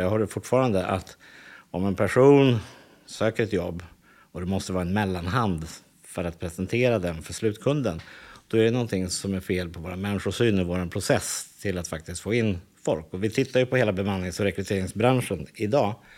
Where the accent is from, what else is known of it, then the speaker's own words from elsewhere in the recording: Täby, Stockholm County, Sweden; jag växte upp i Täby